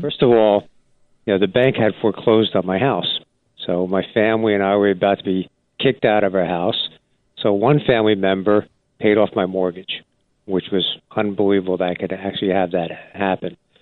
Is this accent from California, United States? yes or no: no; New Jersey, United States; I grew up in New Jersey and loved the state